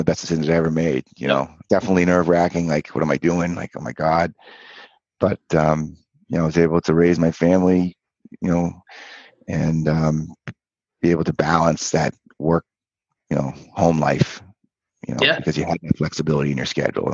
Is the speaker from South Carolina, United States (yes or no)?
no; Cape Cod, Massachusetts, United States; I grew up on Cape Cod.